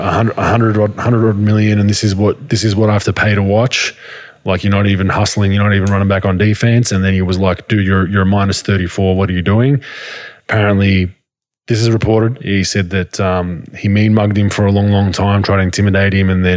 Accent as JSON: {"language": "English", "country": "Australia", "tie": "born or raised there", "moved": "yes", "lives_now": "United States", "said": "I grew up in Australia"}